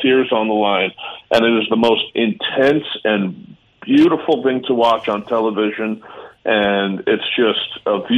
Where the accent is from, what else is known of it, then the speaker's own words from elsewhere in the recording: New York, United States; also born or lived in Canada; Being a New Yorker